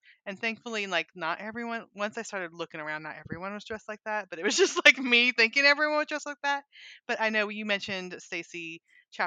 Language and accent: English; California, United States; moved away; also born or lived in Montana / Little Rock, Arkansas; I grew up in California, moved to Montana. We moved to Little Rock, Arkansas